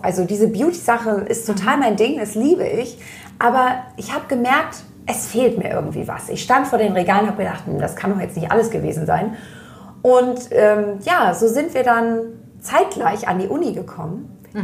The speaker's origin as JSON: {"language": "German", "country": "Germany", "said": "ich komme aus der Nähe von Hamburg"}